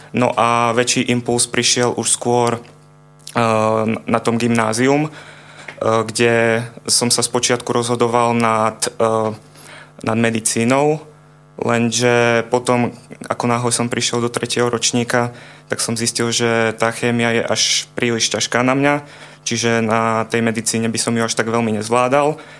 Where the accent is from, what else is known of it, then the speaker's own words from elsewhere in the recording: area around Ružomberok, Žilina Region, Slovakia; pochádzam z okolia Ružomberka